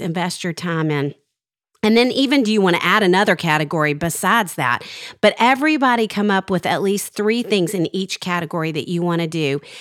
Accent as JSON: {"language": "English", "region": "Arkansas", "country": "United States", "tie": "born or raised there", "said": "when I was growing up in Arkansas"}